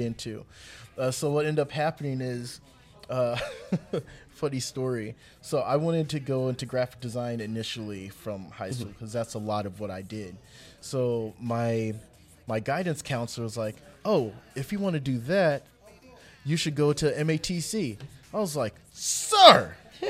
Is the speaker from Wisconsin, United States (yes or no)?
yes; Milwaukee, Wisconsin, United States; also born or lived in Memphis, Tennessee; I'm originally from Memphis. I've spent most of my life here in Milwaukee